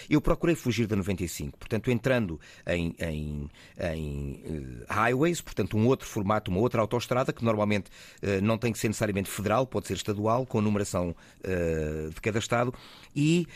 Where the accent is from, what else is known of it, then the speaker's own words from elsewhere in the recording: Fundão, Centro, Portugal; also born or lived in Porto / Lisbon; now in Faro, Portugal; embora eu seja beirão. Uhum. Sou do Fundão, enfim, depois por vicissitudes várias, passei pelo Porto, por Lisboa ah, e, e depois aterrei aqui em Faro e, e aqui fiquei.